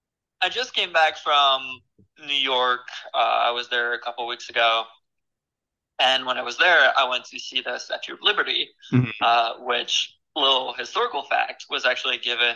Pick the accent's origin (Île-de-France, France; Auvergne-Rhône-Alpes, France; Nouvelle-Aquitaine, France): Île-de-France, France; Paris; moved away; also born or lived in Brittany; I grew up in Paris